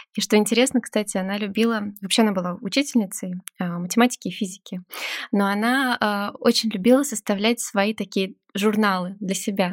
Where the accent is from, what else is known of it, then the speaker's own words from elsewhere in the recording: Moscow, Russia; я правда родилась и выросла в Москве